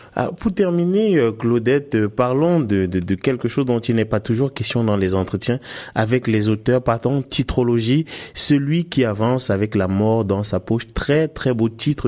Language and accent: French; Canada; en tant que Canadien